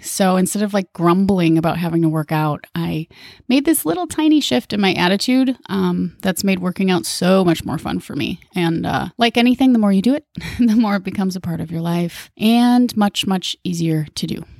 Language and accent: English; Minnesota, United States; moved away as an adult; also born or lived in Hawaii; Minnesota, my home state